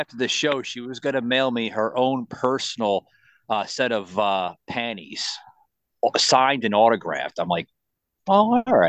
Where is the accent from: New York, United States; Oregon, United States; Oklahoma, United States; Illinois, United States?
New York, United States; New York City; moved away; I'm originally from New York City.